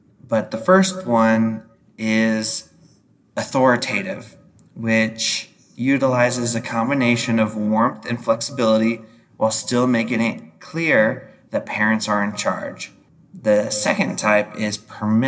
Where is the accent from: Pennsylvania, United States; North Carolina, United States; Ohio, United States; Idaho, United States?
Idaho, United States; growing up in Idaho